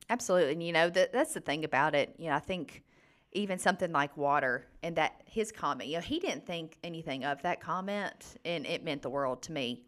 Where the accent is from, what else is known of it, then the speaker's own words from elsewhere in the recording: Gurley, Alabama, United States; also born or lived in Tuscaloosa, Alabama; I am from the thriving metropolis of Gurley, Alabama